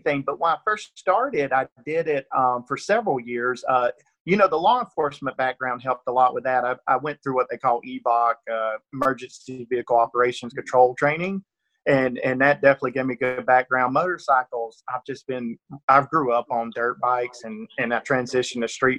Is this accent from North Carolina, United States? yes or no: no; Northeast Georgia, United States; accent: rural Georgia; It's, you know, rural Georgia accent. I'm definitely from Northeast Georgia, and it definitely comes through sometimes